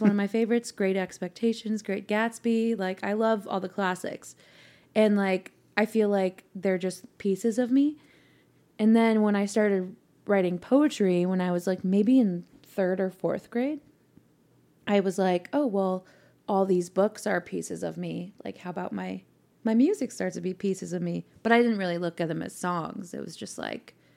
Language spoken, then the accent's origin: English; Mill Valley, California, United States; moved away as an adult; now in Nashville, United States; Not necessarily San Francisco, but the little suburb where we grew up in, where I grew up